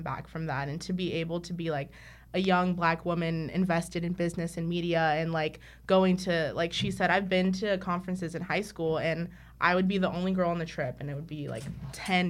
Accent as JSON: {"language": "English", "town": "Hayward", "region": "California", "country": "United States", "tie": "born or raised there", "said": "we grew up in South Hayward."}